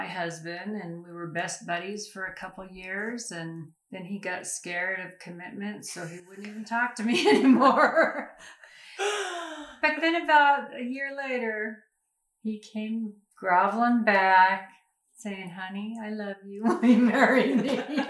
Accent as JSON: {"language": "English", "town": "Prescott", "region": "Arizona", "country": "United States", "tie": "born or raised there", "also_born_or_lived": "Colorado Springs", "said": "I was born and raised in Prescott and moved away a couple times after high school"}